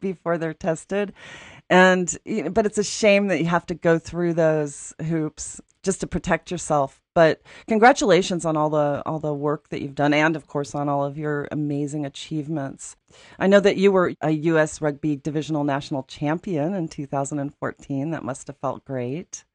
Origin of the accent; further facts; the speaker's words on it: Aspen, Colorado, United States; When I was growing up in Aspen